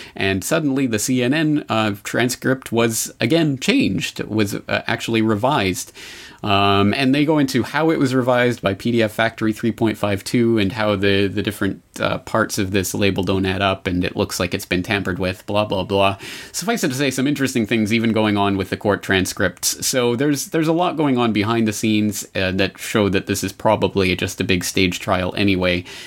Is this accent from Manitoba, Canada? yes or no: no; Calgary, Alberta, Canada; moved away as an adult; now in Japan; my hometown of Calgary